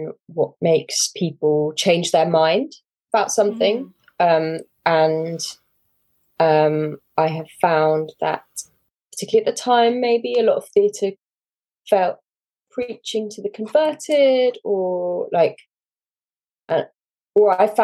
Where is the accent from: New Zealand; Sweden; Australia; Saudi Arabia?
Saudi Arabia; moved away; I grew up in Saudi Arabia, which is like a cultural desert